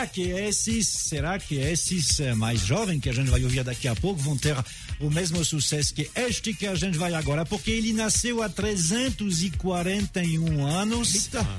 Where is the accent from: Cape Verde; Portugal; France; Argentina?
France; Portuguese is a second language; now in Brazil; eu sou francês